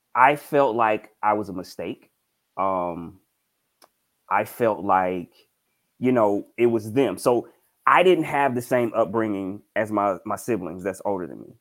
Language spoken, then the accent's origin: English; Mississippi, United States; I'm from Mississippi